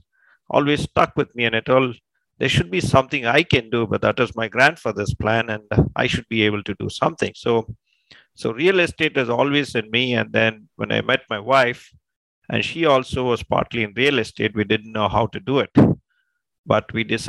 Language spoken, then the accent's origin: English; India; moved away as an adult; also born or lived in California / Texas; now in United States; I was born and raised in India, and I came to California, Texas in 2000